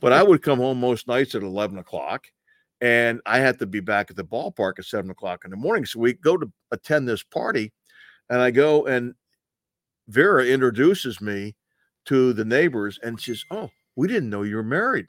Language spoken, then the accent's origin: English; New York, United States; moved away; I grew up in New York, and I know that area